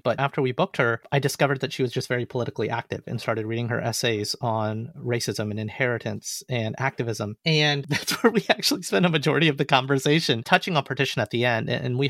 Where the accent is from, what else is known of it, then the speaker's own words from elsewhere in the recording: Alabama, United States; an Indian-American boy who came from Alabama